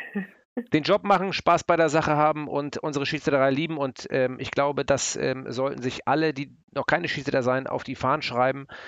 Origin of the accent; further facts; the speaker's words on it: Hamburg, Germany; ich bin ja Hamburger